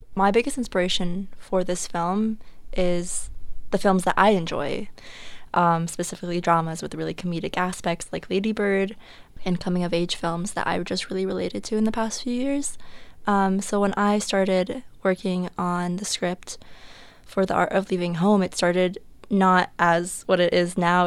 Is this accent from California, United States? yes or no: yes; Los Angeles, California, United States; moved away; I'm from Los Angeles, California